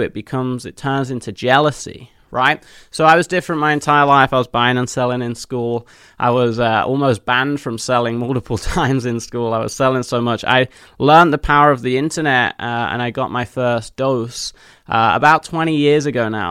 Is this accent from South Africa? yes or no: no; Leicester, East Midlands, United Kingdom; moved away as an adult; also born or lived in Nottingham; now in United States; In the middle of England, where I was born in Leicester